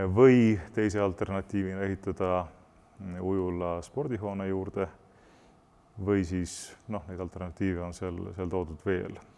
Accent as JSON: {"language": "Estonian", "country": "Estonia", "said": "me identifitseerime ennast eestlastena, me peame oma kultuuri ja keelt eh, kalliks"}